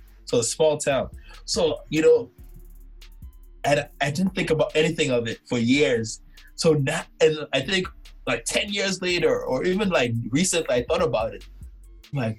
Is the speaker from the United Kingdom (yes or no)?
no; Nigeria; moved away as an adult; also born or lived in Kentucky; now in United States; I'm from Nigeria.